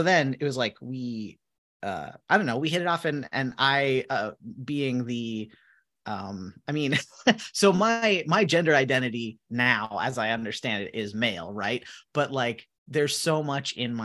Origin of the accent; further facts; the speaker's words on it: Minnesota, United States; I'm from Minnesota